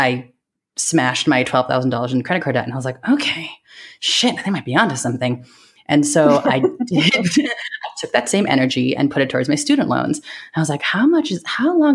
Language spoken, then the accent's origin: English; San Francisco, California, United States; also born or lived in New York; I grew up in San Francisco Bay Area, so I grew up around a lot of Asian American families